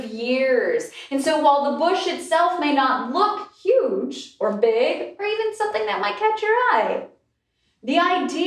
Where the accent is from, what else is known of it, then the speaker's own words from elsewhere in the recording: Alaska, United States; I'm from Alaska, on an island in Alaska